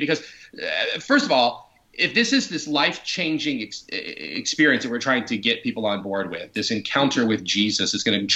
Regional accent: Orlando, Florida, United States; I grew up in Pine Hills. It was a neighborhood outside of Orlando

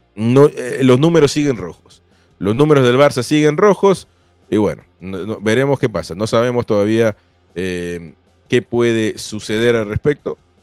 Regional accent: Peru; yo soy peruano

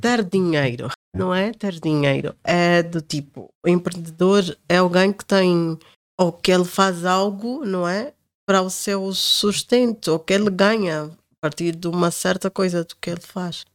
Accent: Angola; moved away; Eu sou angolana, africana

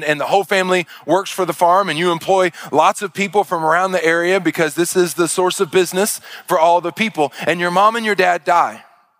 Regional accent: Arkansas, United States; and then you see me, and I tell you I'm from Arkansas, none of it makes sense.

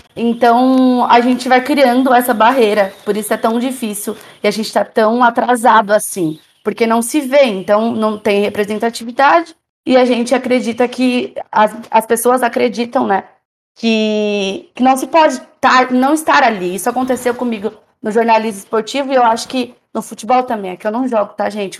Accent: Jundiaí, São Paulo, Brazil; Eu sou de Jundiaí

